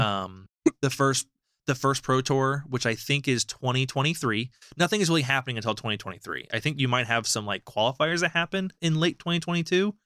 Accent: United States; as an American

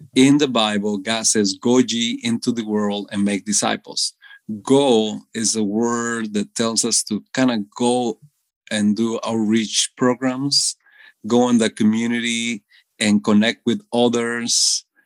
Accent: Costa Rica; moved away as an adult; now in United States; I was born in Costa Rica all my entire life

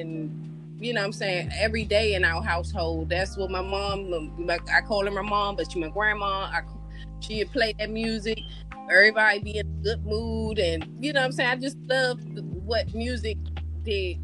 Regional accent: Washington, District of Columbia, United States; I'm born and raised in Washington, D.C. So, I've been here all my life

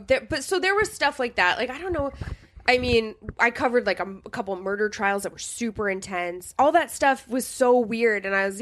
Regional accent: St. Cloud, Minnesota, United States; also born or lived in New Hampshire; I grew up in St. Cloud.

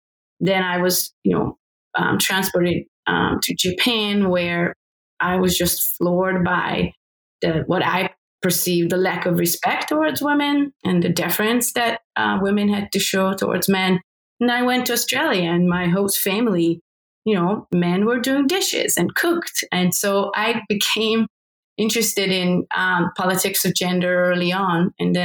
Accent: Hungary; So I grew up in Hungary, still under state socialism

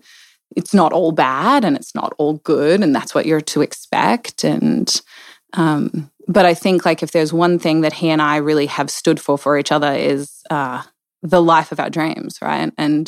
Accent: Australia; moved away; I am. I'm originally from Australia. From my dad was in the military, so a little bit all over down there, all over down under.

